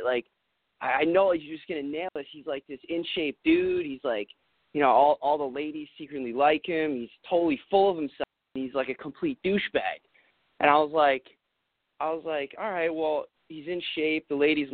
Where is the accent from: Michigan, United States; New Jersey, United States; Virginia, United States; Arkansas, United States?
New Jersey, United States; accent: East Coast; I'm from Jersey.